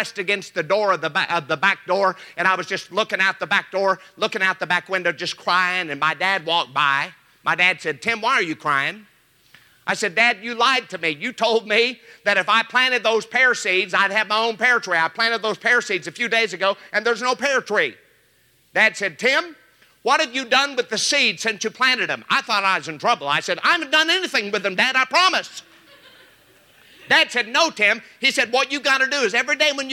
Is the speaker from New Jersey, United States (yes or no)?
no; Joplin, Missouri, United States; I was raised in Joplin, Missouri, and as a little boy, we had pear trees in our yard